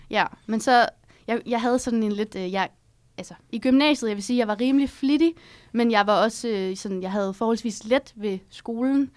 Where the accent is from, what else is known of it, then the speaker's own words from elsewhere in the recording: Herning, Central Denmark Region, Denmark; moved away as an adult; now in Copenhagen, Denmark; Jeg er fra Herning